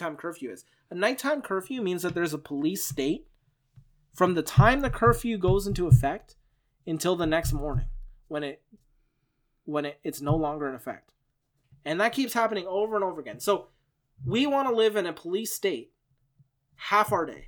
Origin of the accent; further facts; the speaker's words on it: Canada; I'm Canadian